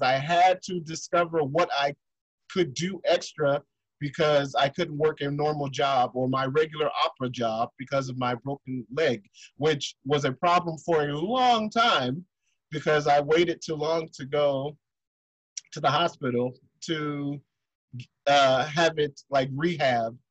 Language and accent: English; Detroit, Michigan, United States; also born or lived in New York City; now in Germany; I am from Detroit, Michigan, which is Motown and music, uh, because I moved from there and lived in New York